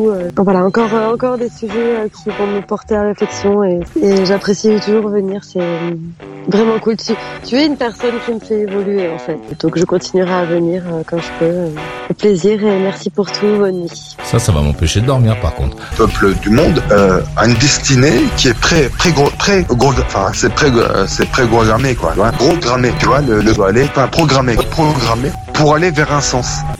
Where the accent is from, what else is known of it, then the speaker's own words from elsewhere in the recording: Brittany, France; Non, je suis vraiment pas juve. Je suis bretonne